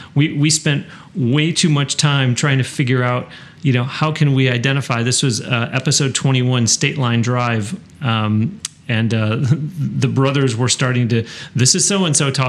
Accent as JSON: {"language": "English", "region": "Western New York", "country": "United States", "tie": "born or raised there", "said": "I was raised in Western New York"}